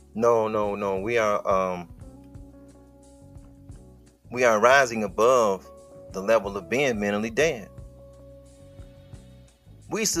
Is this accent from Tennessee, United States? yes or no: no; Detroit, Michigan, United States; I'm from Detroit